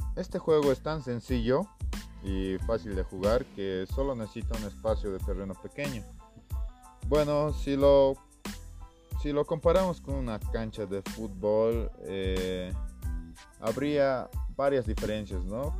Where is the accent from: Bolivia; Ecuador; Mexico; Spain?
Bolivia; now in Cochabamba, Bolivia; Soy un estudiante de la Universidad Mayor de San Simón, que es una de las mejores de mi país